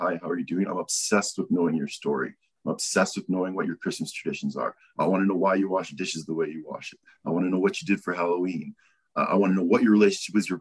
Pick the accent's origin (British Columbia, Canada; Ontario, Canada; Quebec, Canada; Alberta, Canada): Alberta, Canada; Calgary; born and raised Calgary, still here